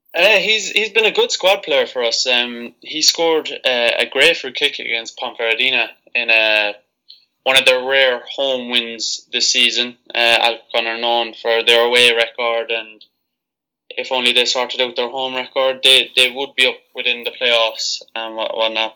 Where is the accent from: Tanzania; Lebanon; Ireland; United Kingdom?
Ireland; Cork, Munster; born and raised in Cork in the south of Ireland.